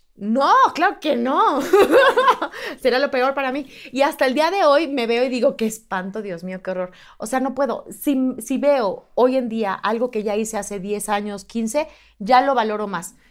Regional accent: Mexico; soy mexicana

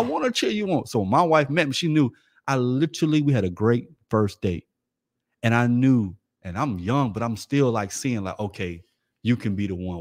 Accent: Florida, United States; I'm from Florida.

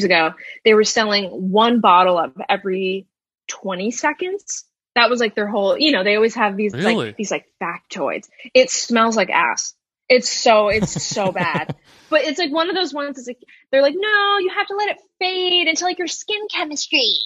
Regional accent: Albany, New York, United States; moved away as an adult; now in New York City, United States; I'm from Albany. I think that tells you everything you need to know about like my upbringing, maybe

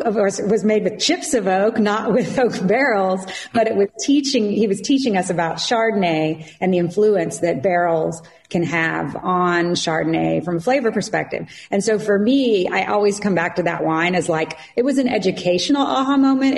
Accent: Southeast Kansas, United States; moved away as an adult; also born or lived in Florida; now in California, United States; I'm from Southeast Kansas

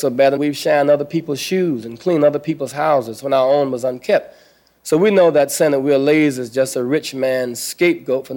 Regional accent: the South, United States; moved away as an adult; now in Chicago, United States; When I grew up in the South

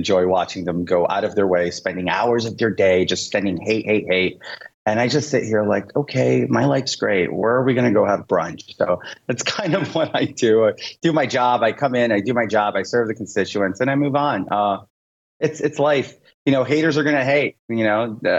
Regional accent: New York City, New York, United States; But the problem is I'm from Queens, New York City.

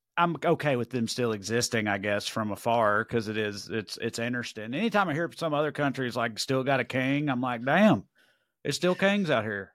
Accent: Tennessee, United States; I'm a Tennessee guy

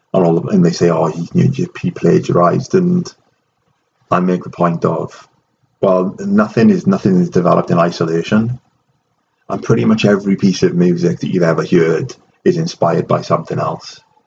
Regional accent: Wales, United Kingdom; moved away; I am Welsh

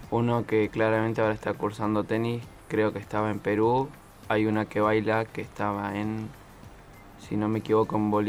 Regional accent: Ushuaia, Tierra del Fuego, Argentina; now in Esperanza Base, Antarctica; yo vengo de Tierra del Fuego, Ushuaia.

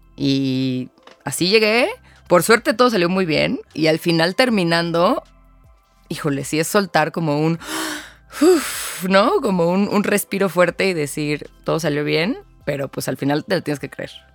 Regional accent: Mexico City, Mexico; also born or lived in Querétaro; vivo en la Ciudad de México, aquí nací, aquí crecí

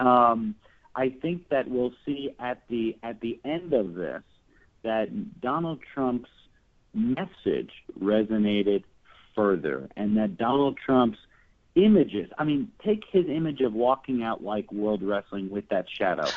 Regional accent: Texas, United States; here in my home state of Texas now

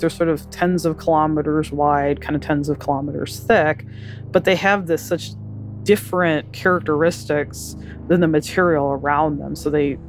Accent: Wisconsin, United States; I grew up in Wisconsin, so I'm used to winter

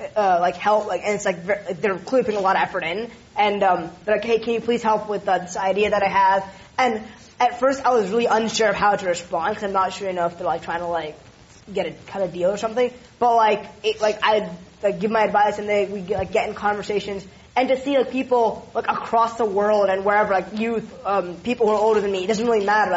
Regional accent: California, United States; I'm Californian

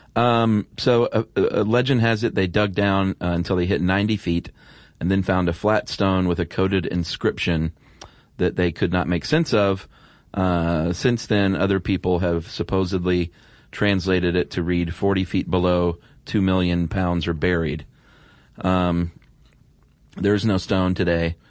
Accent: the South, United States; I was from the South

